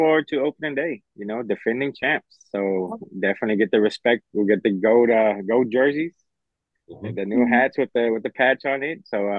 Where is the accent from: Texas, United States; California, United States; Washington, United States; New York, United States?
Texas, United States; Houston; born and raised in Houston.